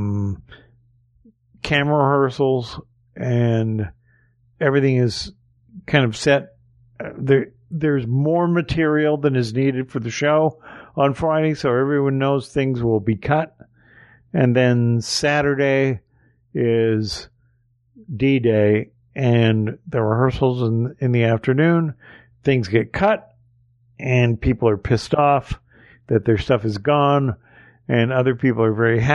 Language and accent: English; Canada